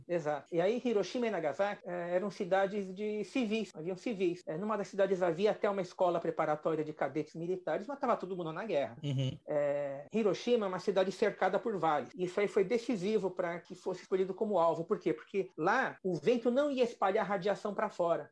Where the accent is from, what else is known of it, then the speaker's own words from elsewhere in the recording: Brazil; somos do Brasil.